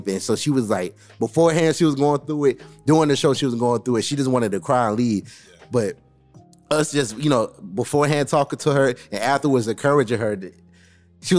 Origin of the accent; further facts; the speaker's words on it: Daytona Beach, Florida, United States; it's in my hometown